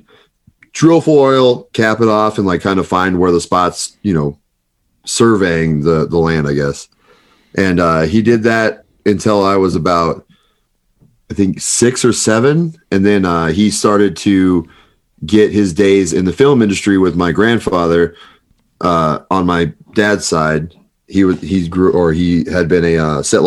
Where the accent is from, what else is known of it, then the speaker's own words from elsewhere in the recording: Palmdale, California, United States; also born or lived in Santa Cruz, California / Fresno, California / San Fernando Valley; now in Sylmar, United States; The growing up place is Palmdale, California, which is about 45 minutes north of Los Angeles.